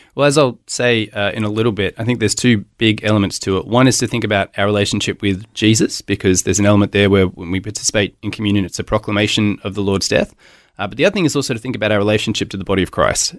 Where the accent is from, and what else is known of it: Melbourne, Victoria, Australia; born or raised there; moved away as an adult; also born or lived in Hobart, Tasmania / Gosford; now in Brisbane, Australia